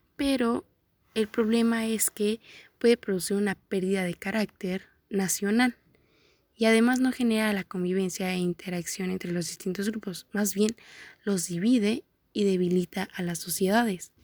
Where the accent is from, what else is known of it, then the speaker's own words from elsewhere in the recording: Mexico; nosotros como mexicanos